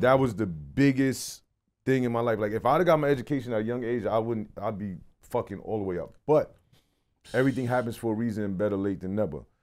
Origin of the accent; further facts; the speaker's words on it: New York City, New York, United States; also born or lived in New Jersey; I'm from Brooklyn. Like right. I'm born, raised